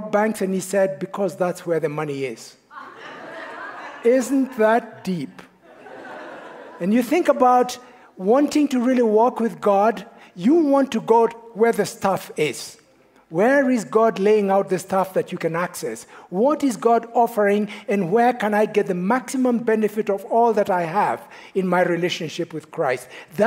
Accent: Kenya; moved away; I am from Kenya

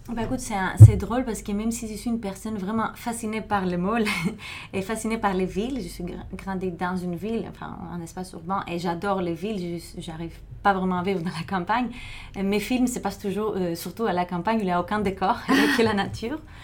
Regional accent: Thessaloniki, Central Macedonia, Greece; moved away; moi, j'ai grandi à Thessalonique, en Grèce

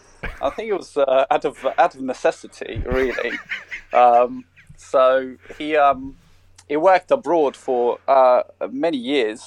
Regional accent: Russia; also born or lived in South Africa; now in Australia; The good old motherland, Russian Federation. Or USSR. Actually, it was USSR when I was born there

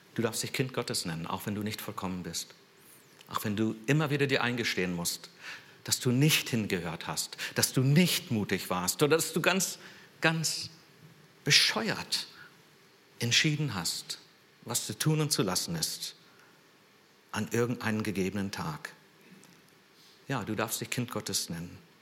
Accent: San Jose, California, United States; moved away; ich bin in San Jose aufgewachsen, also in Silicon Valley

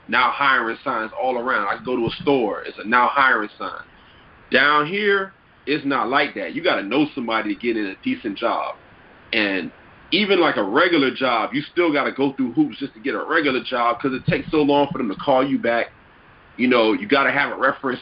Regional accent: Miami Gardens, Florida, United States; born or raised there; also born or lived in Manhasset, New York / Yonkers, New York / Long Island, New York

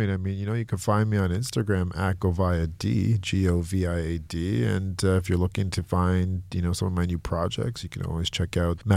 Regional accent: Brampton, Ontario, Canada; also born or lived in Durham, Ontario; am originally from Brampton.

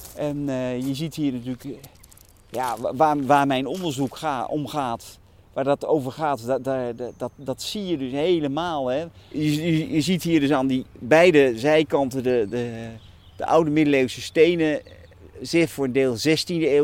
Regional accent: Utrecht, Netherlands; Ik ben Utrechter van geboorte, geboorte. Ik heb dus eh, eh, mijn hele leven in Utrecht gewoond op een halfjaartje Duitsland

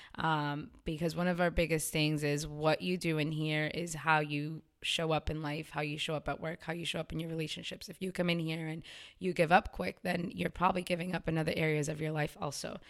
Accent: Waltham, Massachusetts, United States; I was born and raised in Waltham, too

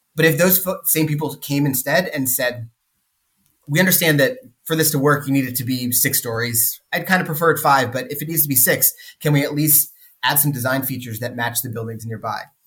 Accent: Sunbelt suburbia, United States; moved away; we grew up in in Sunbelt suburbia

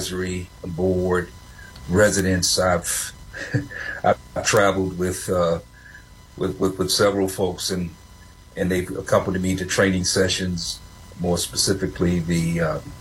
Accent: Flint, Michigan, United States; moved away as an adult; now in South Carolina, United States; I grew up in Flint, Michigan

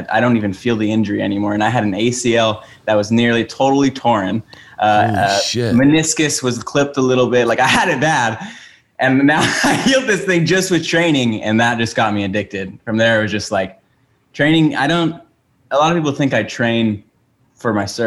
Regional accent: Oahu, Hawaii, United States; I grew up on Oahu in Hawaii, which is an island.

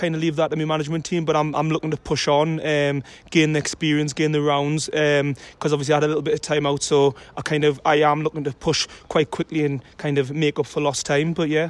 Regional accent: North East England, United Kingdom; obviously in my hometown as well

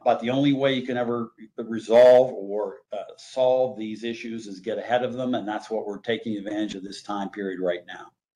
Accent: Pittsburgh, Pennsylvania, United States; also born or lived in Donaldsonville, Louisiana; I did grow up in Pittsburgh

